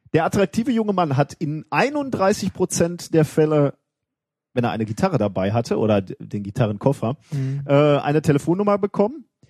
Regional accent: Gelsenkirchen, North Rhine-Westphalia, Germany; in meiner Heimatstadt

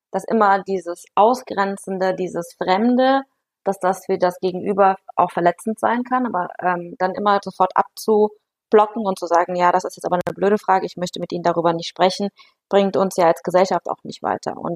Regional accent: Aachen, North Rhine-Westphalia, Germany; ich komme ähm, aus Aachen und dann sagen die Leute, ja, nee, wo sind sie denn geboren? Sage ich ja in Aachen

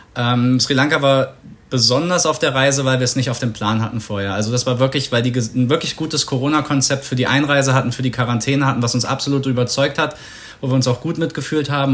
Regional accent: Germany

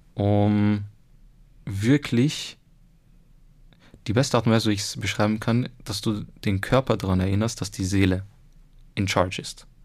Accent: Egypt; now in Austria; ich bin ja selber Ägypter eigentlich

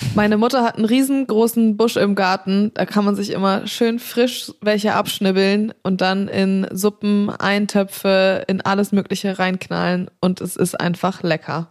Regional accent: Black Forest, Baden-Württemberg, Germany; moved away; Und ich bin ja gebürtig aus dem Schwarzwald

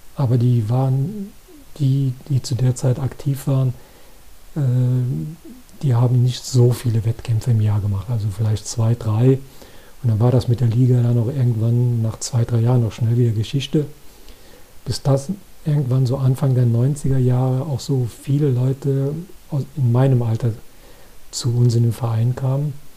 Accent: Koblenz, Rhineland-Palatinate, Germany; hier bei uns in Koblenz

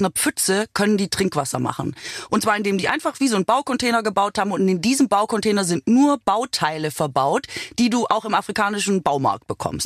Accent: Swabia, Germany; now in Berlin, Germany; Ich bin ja Schwäbin

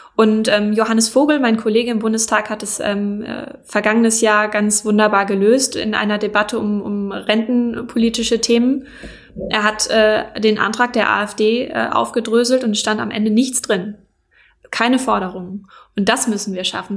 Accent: Schleswig-Holstein, Germany; ich komme tatsächlich aus der Ecke

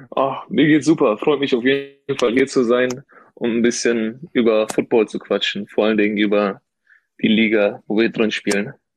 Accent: Ruhr area, North Rhine-Westphalia, Germany; ich bin ja kein gebürtiger äh, Rheinländer. Ich bin ja aus dem Ruhrgebiet

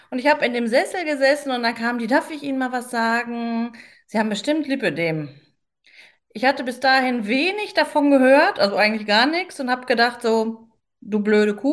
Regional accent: Paderborn, North Rhine-Westphalia, Germany; ich komme aus Paderborn, bin 47 mittlerweile

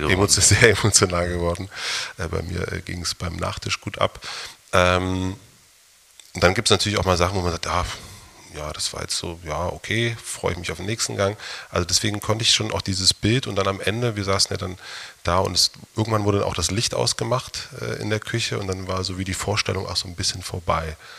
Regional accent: East Germany, Germany; ich bin auch in der DDR groß geworden

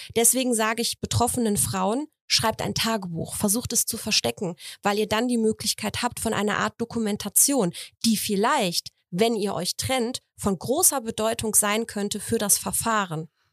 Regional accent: Poland; moved away; ich bin aus Polen

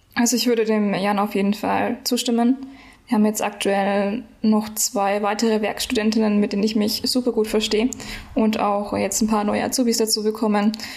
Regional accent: Nuremberg, Bavaria, Germany; ich komme aus Nürnberg

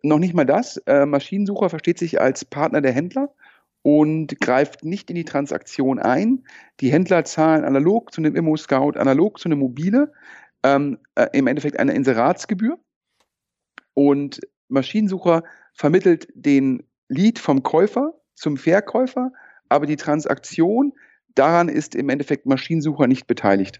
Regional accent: Düsseldorf, North Rhine-Westphalia, Germany; meine persönliche Düsseldorf-Bindung, ja, äh, bin hierher geboren und aufgewachsen

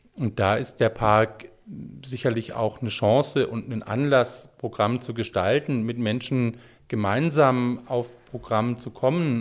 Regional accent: Stuttgart, Baden-Württemberg, Germany; Stuttgarter, der auch damals in Stuttgart gelebt hat

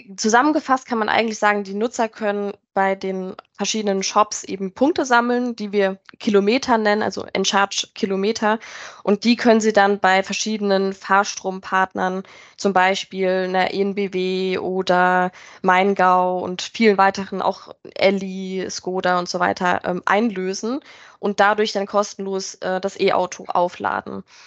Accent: near Mannheim, Rhineland-Palatinate, Germany; moved away as an adult; now in near Frankfurt, Germany; ich äh, komme eigentlich aus der Pfalz, also bei Mannheim äh, in der Nähe und bin dann aber für Endcharge ähm, in die Nähe von Frankfurt gezogen

